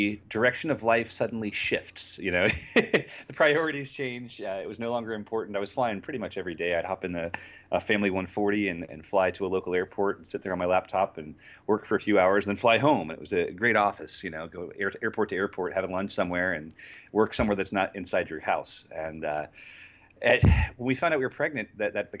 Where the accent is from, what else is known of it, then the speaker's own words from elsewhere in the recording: Florida, United States; I grew up here in Florida